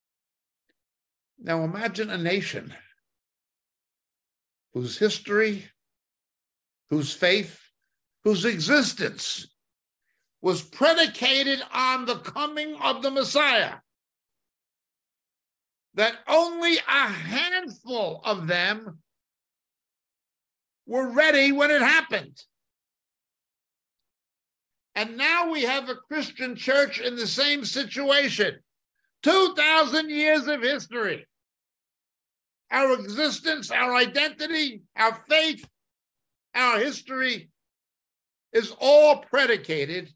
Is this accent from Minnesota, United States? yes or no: no; Hudson County, New Jersey, United States; moved away; also born or lived in Manhattan, New York / Israel; in my native New York. Well, I was born near New York. I'm back of the Statue of Liberty in Hudson County, but I lived in Manhattan